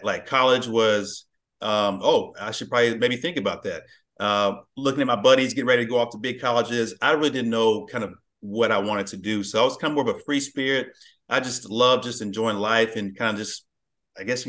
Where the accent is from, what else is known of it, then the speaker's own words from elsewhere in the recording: Plano, Texas, United States; I grew up in Plano. So yeah, this general Dallas area. I've been here pretty much all my life